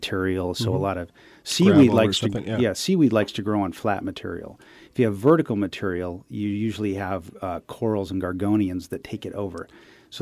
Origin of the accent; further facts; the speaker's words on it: Malibu, California, United States; also born or lived in San Diego / Humboldt; where I grew up down in Paradise Cove in Malibu